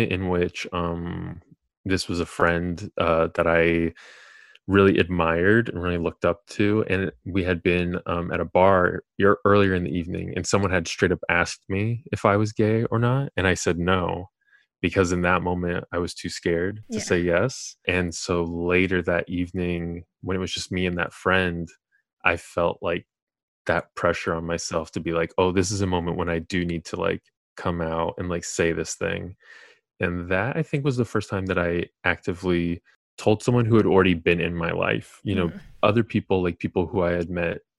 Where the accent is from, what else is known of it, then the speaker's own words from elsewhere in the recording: Colorado, United States; moved away as an adult; also born or lived in California; now in New York, United States; I'm originally from California, and I went to high school, middle school in Colorado